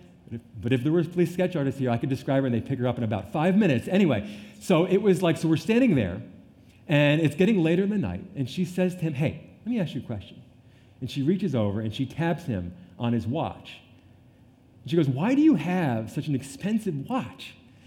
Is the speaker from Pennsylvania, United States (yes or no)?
no; Montclair, New Jersey, United States; moved away; also born or lived in South Florida; I'm actually from Montclair, New Jersey. Here's my little town, and here's Manhattan.